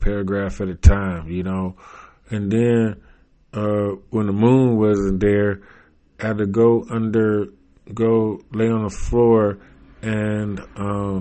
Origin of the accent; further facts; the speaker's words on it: United States; growing up and being American